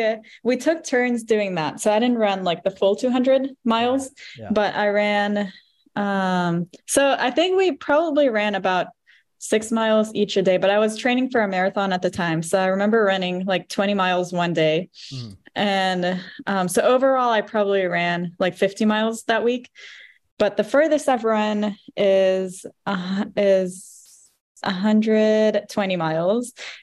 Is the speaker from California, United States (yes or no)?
no; Roanoke, Virginia, United States; I was born in Roanoke.